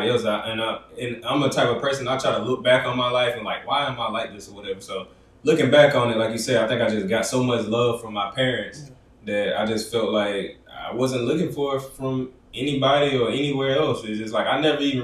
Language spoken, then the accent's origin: English; Union, South Carolina, United States; Growing up in Union